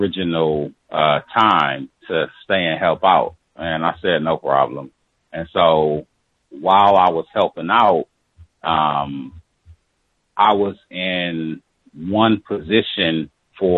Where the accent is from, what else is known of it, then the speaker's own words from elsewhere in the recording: near Chicago, Midwest, United States; also born or lived in Milwaukee; now in San Diego, United States; I'm from the Midwest, very close to Chicago